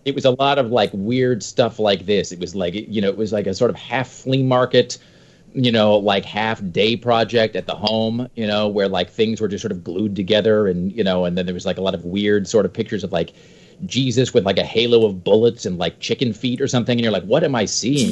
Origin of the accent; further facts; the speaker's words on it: Washington, United States; now in Portland, United States; I grew up in Washington